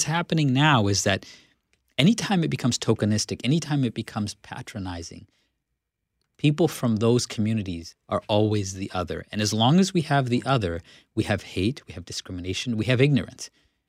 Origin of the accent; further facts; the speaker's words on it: Canada; but as a Canadian, I need to feel proud of the fact that I come from a heritage that accepts all kinds of people.